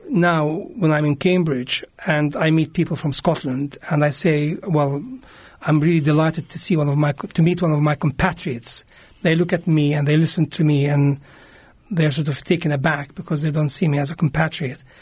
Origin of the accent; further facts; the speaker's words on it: Jerusalem, Palestine; English is a second language; I was born in Jerusalem, East Jerusalem. I was uh, brought up there. I went to school there. My first school was a German school in Jerusalem